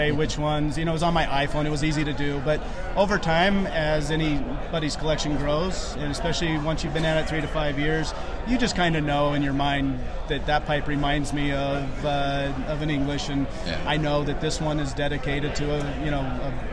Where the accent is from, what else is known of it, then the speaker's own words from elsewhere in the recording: Atlanta, Georgia, United States; from Atlanta, Georgia